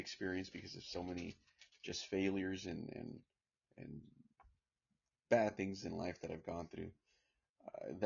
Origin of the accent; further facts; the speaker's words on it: California, United States; I was born here in California, but go back and forth, out of the state, out of the country, I was raised in a farm and here in California as well too